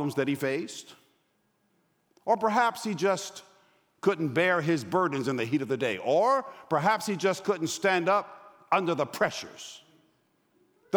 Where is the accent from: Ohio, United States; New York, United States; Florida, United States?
New York, United States; also born or lived in Los Angeles; now in Atlanta, United States; I'm from New York. I currently live in Atlanta. I lived in LA before I went back home.